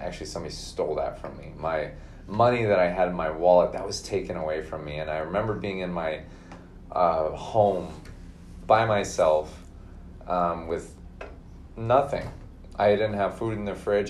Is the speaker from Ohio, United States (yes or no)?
no; Minnesota, United States; born in Minnesota, grew up there, um, went to college in Minnesota